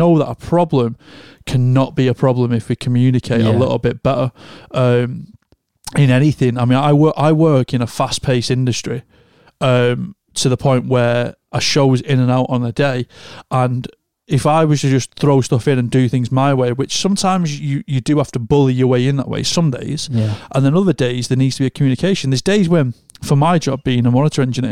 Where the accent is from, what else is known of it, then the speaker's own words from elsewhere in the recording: United Kingdom; we as a culture, as a British culture